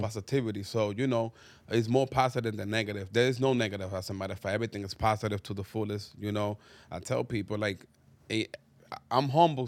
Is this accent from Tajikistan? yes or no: no; Dominican Republic; English is a second language; moved away; also born or lived in Harlem, New York; growing up in Dominican Republic